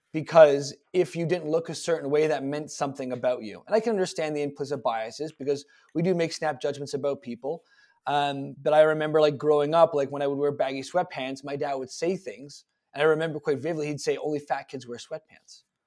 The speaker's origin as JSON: {"language": "English", "town": "Toronto", "region": "Ontario", "country": "Canada", "tie": "born or raised there", "said": "I was born February eighth, nineteen eighty-six in Toronto in a hospital that no longer exists"}